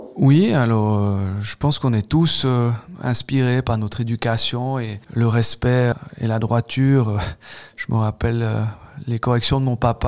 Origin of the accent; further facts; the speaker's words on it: Switzerland; j'ai grandi à Dorena